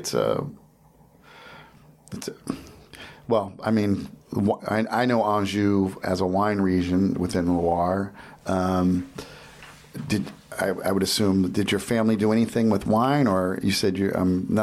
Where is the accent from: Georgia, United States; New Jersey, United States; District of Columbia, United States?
New Jersey, United States; I grew up in New Jersey